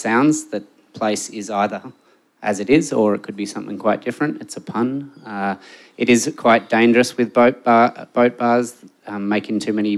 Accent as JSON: {"language": "English", "town": "Melbourne", "region": "Victoria", "country": "Australia", "said": "I'm from Melbourne, but I've spent a fair bit of time living overseas"}